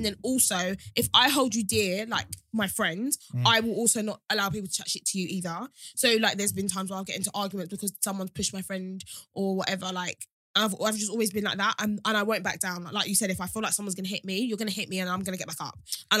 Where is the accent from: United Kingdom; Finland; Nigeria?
United Kingdom; Sittingbourne, South East England; I'm from Sittingbourne.